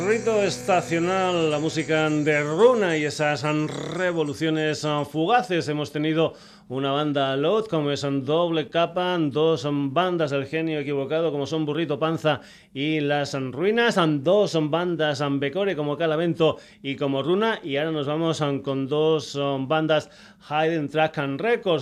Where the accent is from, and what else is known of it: Extremadura, Spain